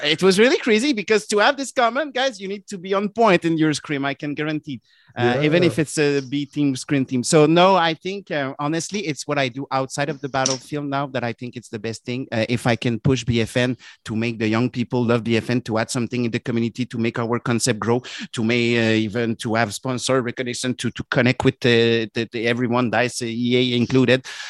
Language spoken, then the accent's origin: English; Canada; accent: French Canadian; my French Canadian accent was understandable.